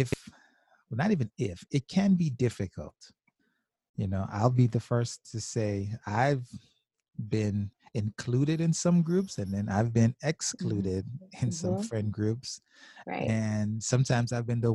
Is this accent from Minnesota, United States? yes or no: no; South Florida, United States; I'm from South Florida